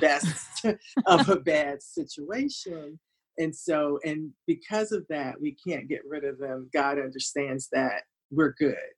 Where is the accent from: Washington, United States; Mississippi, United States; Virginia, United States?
Virginia, United States; Hampton; I grew up in Hampton